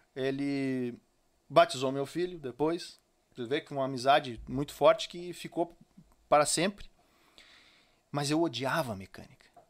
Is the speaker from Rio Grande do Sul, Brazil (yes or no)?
yes; São Francisco de Paula, Rio Grande do Sul, Brazil; also born or lived in Novo Hamburgo; now in Estância Velha, Brazil; Eu sou de São Francisco de Paula. Então é muito forte isso na minha família e no meio em que eu me criei